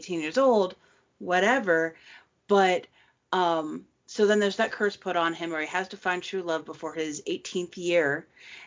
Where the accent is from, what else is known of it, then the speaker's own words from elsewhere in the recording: United States; I am your American host